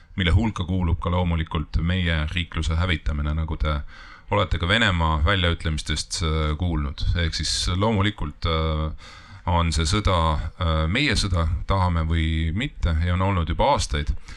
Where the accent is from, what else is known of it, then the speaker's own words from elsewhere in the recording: Estonia; me oleme eestlased ja me võitleme oma kodumaa eest